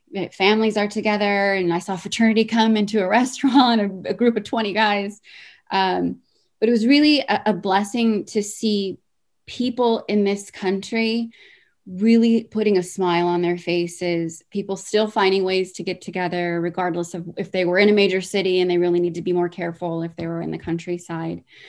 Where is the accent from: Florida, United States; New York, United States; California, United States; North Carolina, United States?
California, United States; born or raised there